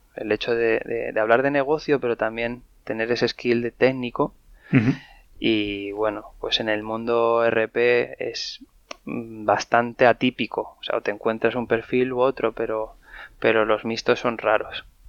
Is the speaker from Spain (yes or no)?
yes; Madrid, Community of Madrid, Spain; yo soy, soy un madrileño de, 37 años. Nací aquí en Madrid